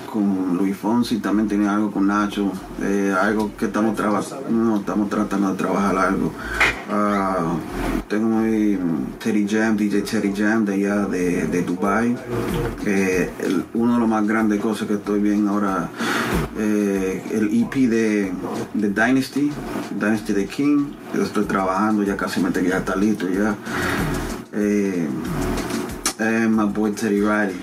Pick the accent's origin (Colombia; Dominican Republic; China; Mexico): Dominican Republic; yo soy dominicano